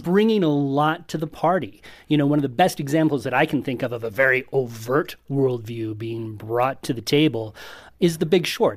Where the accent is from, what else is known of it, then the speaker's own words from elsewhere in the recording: Colorado Springs, Colorado, United States; I grew up in Colorado Springs